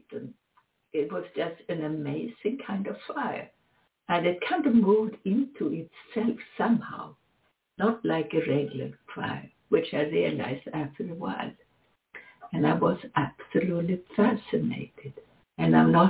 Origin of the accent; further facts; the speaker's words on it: Sweden; moved away; also born or lived in Switzerland; Sweden is my home country, up in the very high north